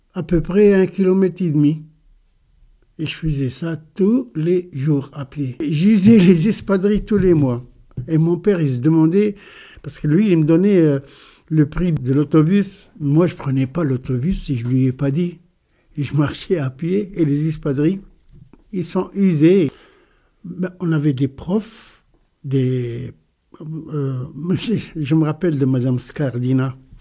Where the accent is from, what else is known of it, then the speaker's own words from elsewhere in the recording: Sfax, Sfax Governorate, Tunisia; moved away as an adult; also born or lived in Kerkennah, Tunisia / Moselle, France; now in France; Je suis né en Tunisie, à Kerkina, à El Lataya, en 1950, le 24 janvier. J'ai vécu là-bas euh, jusqu'à l'âge de 6 ans, et après on a déménagé à Sfax